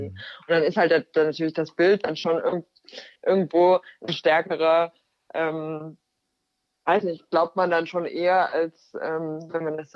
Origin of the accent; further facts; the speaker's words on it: Germany; oh, ja, hi, ich bin meine Kamera, ich komme aus Deutschland.